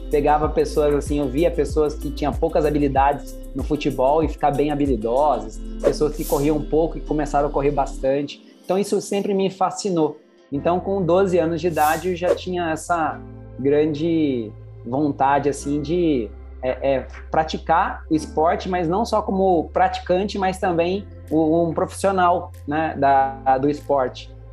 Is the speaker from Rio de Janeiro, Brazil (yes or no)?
no; Pouso Alegre, Minas Gerais, Brazil; born there; Eu nasci é, em Pouso Alegre, sul de Minas Gerais. Lá, é, como toda, todo mineiro, tem boas montanhas e, eu adorava andar de bicicleta, adorava fazer esporte.